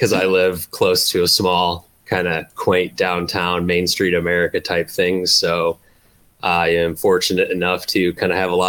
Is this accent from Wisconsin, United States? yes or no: no; Chicago, Illinois, United States; I grew up on the South Side